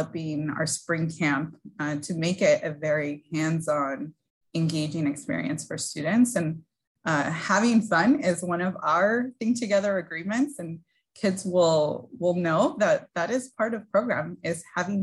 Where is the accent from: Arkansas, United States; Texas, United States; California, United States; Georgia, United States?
California, United States; San Gabriel Valley; I was born and raised in the San Gabriel Valley region